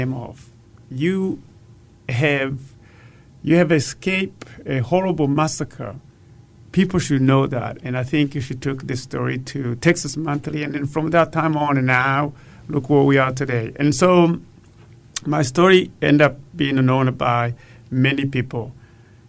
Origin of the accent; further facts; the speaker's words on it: Burundi; moved away as an adult; now in Austin, United States; Growing up in Burundi, I used to fetch water before and after school